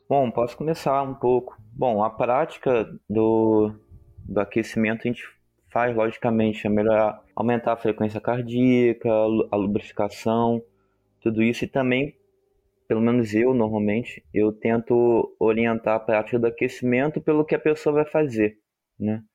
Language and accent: Portuguese; Rio de Janeiro, Brazil; eu sou do Rio de Janeiro